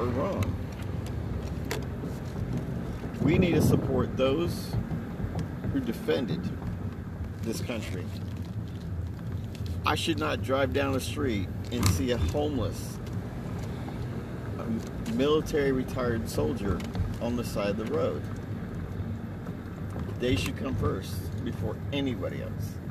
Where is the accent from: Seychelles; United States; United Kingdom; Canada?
United States; as American people